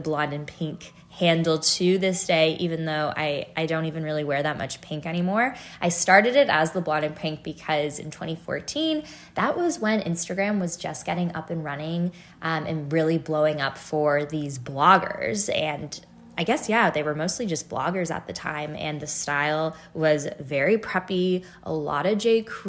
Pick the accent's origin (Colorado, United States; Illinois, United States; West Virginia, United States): Illinois, United States; Chicago; moved away as an adult; also born or lived in Toronto, Canada / Northern California / Easton, Pennsylvania / Boston, Massachusetts; We moved to the States when I was 5, and we lived in Northern California for a number of years, and then we made our way over to the north suburbs of Chicago, which is where I spent the majority of my adolescent years